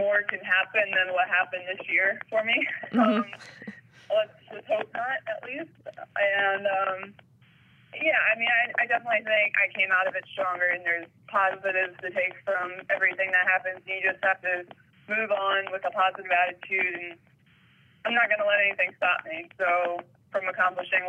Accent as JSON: {"language": "English", "country": "United States", "said": "being an American."}